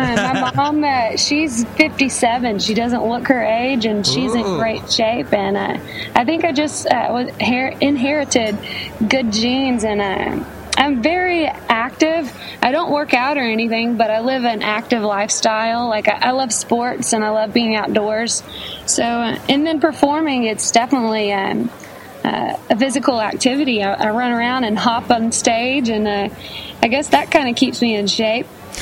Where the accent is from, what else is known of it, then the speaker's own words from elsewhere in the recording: Millbrook, Alabama, United States; I'm from the Montgomery area. I went to high school in Montgomery, and our house was in a smaller town called Millbrook, which is right down the road from Montgomery.